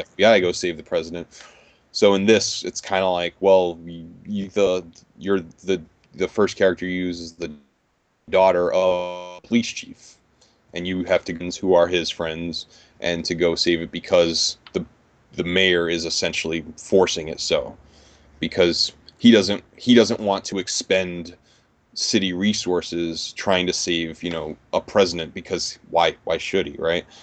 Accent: New York, United States; growing up in New York for the last thirty years.

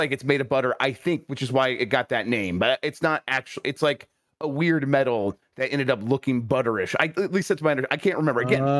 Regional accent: Central Ohio, United States; I'm from Central Ohio.

